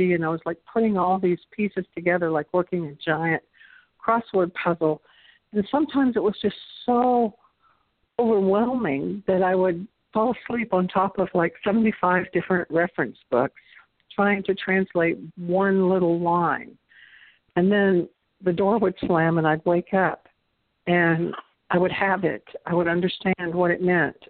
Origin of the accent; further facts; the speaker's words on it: the South, United States; accent: Southern; had only Spanish and my Southern accent